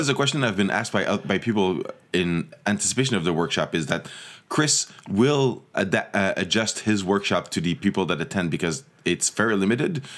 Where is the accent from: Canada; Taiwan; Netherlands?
Canada; Montreal, Quebec; also born or lived in Toronto; I grew up in, in Montreal